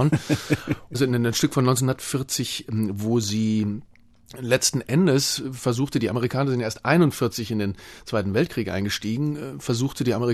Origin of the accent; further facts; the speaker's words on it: North Rhine-Westphalia, Germany; Aber ich bin aus dem Ruhrgebiet gekommen und habe, ich kann es gar nicht mehr richtig. Das war nun auch nicht gerade Hochdeutsch